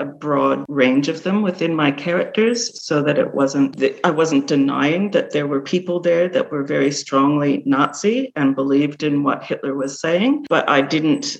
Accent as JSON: {"language": "English", "country": "Canada", "tie": "born or raised there", "moved": "yes", "lives_now": "Australia", "said": "growing up in Canada, living in Australia"}